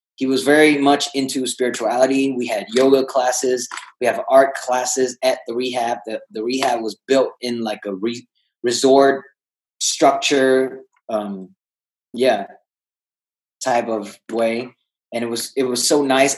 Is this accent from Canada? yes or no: no; Vietnam; moved away; I was uh, born and raised in Vietnam.